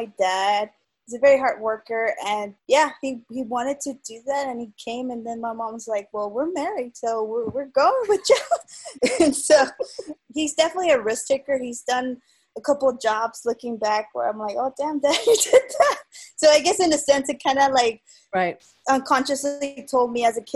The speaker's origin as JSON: {"language": "English", "town": "South Gate", "region": "California", "country": "United States", "tie": "born or raised there", "said": "Growing up in LA and growing up in the U.S."}